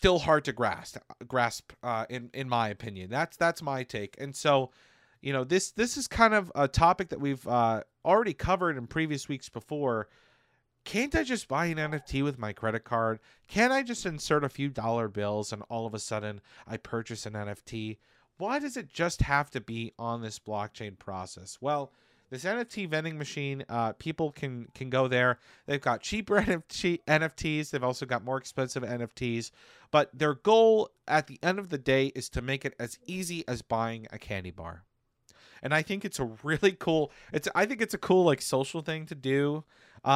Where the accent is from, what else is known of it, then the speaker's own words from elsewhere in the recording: United States; as an American